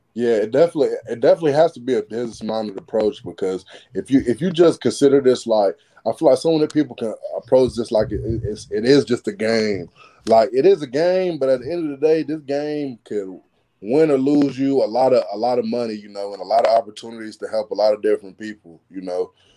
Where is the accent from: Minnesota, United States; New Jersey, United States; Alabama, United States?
Alabama, United States; now in Gainesville, United States; I'm from Bama.